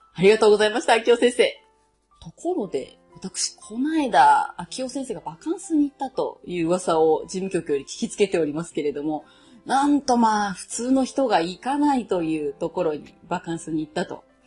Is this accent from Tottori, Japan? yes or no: yes; Tottori, Japan; 私、鳥取県ですので、ちょっと西の人間同士ということで